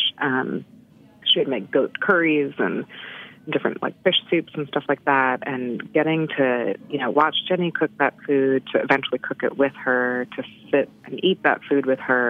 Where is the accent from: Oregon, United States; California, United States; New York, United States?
New York, United States; New York City; I grew up mostly in New York City and then moved to the suburbs when I was a little bit older.